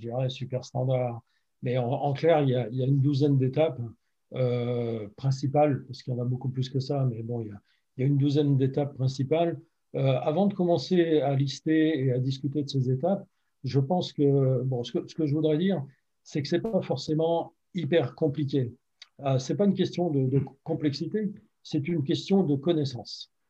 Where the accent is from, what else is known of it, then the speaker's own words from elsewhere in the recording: France; moved away as an adult; also born or lived in Los Angeles, United States / Seattle, United States; now in United States; je suis français, évidemment, comme ça peut s'entendre. Euh, par contre, je, vis aux États-Unis depuis près de, de, 15 ans